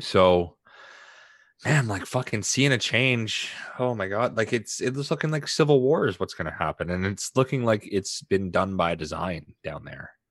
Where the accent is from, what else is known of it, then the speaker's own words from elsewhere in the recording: Canada; I'm a Canadian